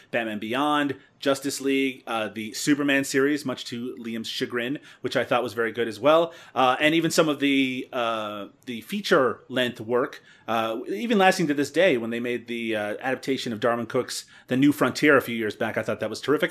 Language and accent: English; Canada; I'm Canadian.